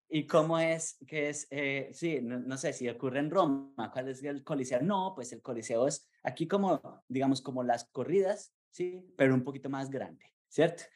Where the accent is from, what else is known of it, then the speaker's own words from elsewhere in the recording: Colombia; now in United States; como colombiano